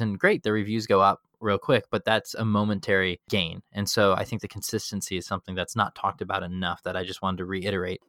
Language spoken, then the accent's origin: English; Chicago, Illinois, United States; in middle school growing up in Chicago